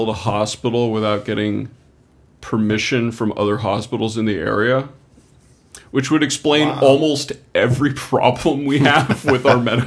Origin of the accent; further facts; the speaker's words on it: United States; As an American